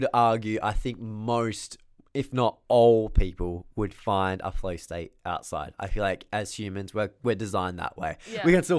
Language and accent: English; Australia; I'm from Australia. Grow up.